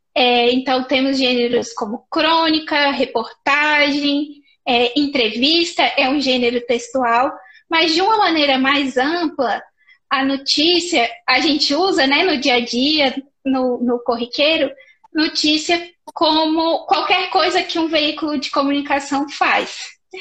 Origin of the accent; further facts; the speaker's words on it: Paracatu, Minas Gerais, Brazil; moved away; also born or lived in Brasília; eu sou de Paracatu, Minas Gerais, aqui pertinho de Brasília.